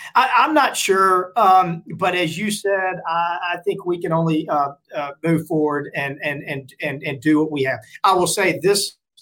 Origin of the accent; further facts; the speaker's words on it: Forest, Mississippi, United States; I went to Mississippi State, uh, pretty conservative school, but a great school in a great state and a great hometown of Forest, Mississippi